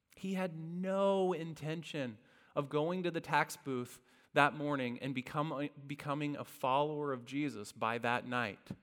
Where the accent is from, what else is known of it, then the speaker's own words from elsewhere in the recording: Indiana, United States; I grew up in Indiana